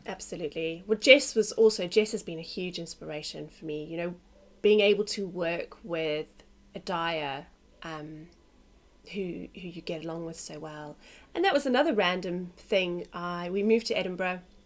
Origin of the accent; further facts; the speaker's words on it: South Africa; also born or lived in London, United Kingdom; now in Australia; I was born in South Africa